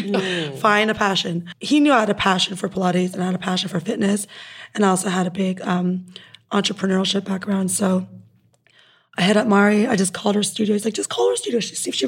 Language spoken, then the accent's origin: English; Windsor, Ontario, Canada; also born or lived in Toronto; now in Los Angeles, United States